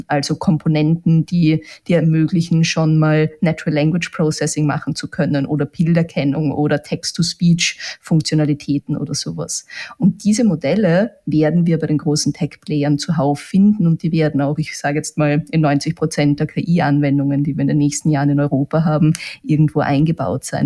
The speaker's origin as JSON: {"language": "German", "country": "Austria", "said": "bei uns in Österreich"}